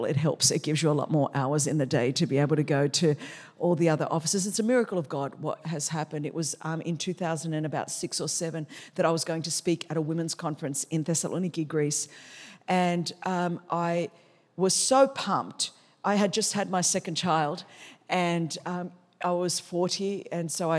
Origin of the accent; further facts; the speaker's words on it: Sydney, New South Wales, Australia; English is a second language; I grew up in Sydney, Australia